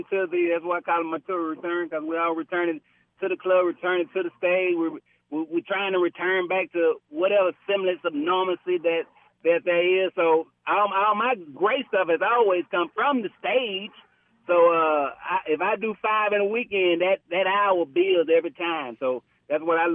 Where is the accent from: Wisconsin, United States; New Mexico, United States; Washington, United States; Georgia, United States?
Georgia, United States; also born or lived in Atlanta, Georgia; that's my hometown, Billerica, Georgia